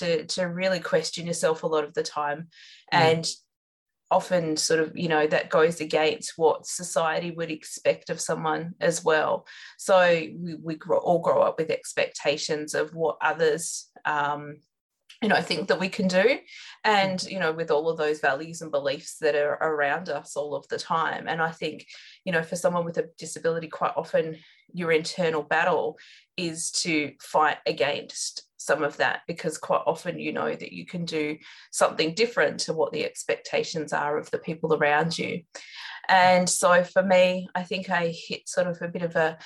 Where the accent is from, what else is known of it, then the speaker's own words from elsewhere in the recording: Outback New South Wales, Australia; I grew up in Outback, New South Wales, so very remote location